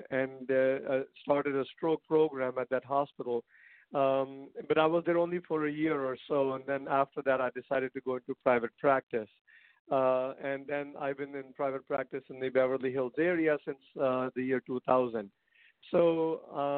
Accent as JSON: {"language": "English", "country": "India", "tie": "born or raised there", "moved": "yes", "said": "I'm originally from India"}